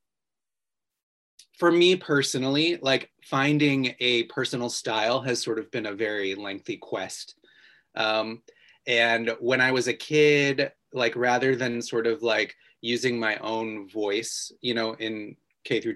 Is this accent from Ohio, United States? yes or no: yes; Ohio, United States; I grew up in Ohio